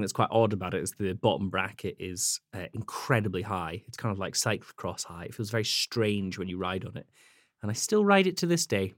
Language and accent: English; Scottish Highlands, Scotland, United Kingdom; moved away; I grew up in Scotland, uh, in the Highlands.